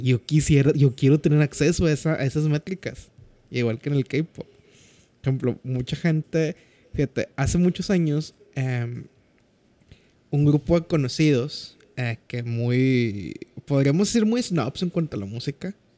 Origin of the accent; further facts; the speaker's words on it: Mexico; En México, nuestro crush como mexicanos es …